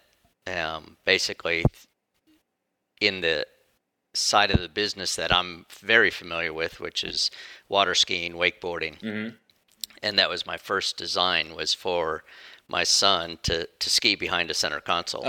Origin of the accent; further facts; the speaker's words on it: Orlando, Florida, United States; I grew up in Florida, born and raised in Orlando